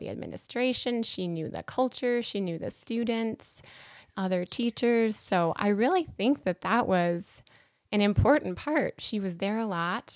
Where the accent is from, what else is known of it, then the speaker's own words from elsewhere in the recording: Apple Valley, Minnesota, United States; I grew up here in Apple Valley, so, um, that high school was Eastview High School.